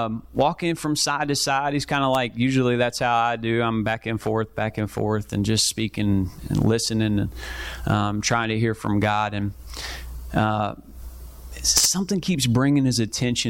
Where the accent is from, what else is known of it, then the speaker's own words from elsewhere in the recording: Kentucky, United States; moved away as an adult; now in Columbia, United States; I'm from Kentucky, moved here about a year and a half ago